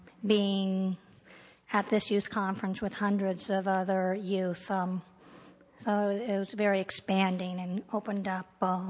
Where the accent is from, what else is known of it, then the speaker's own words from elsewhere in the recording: Iowa, United States; I'm from Iowa